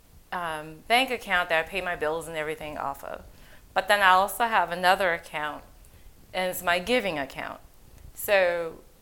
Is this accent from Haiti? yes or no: yes; Haiti; moved away; I'm originally from Haiti.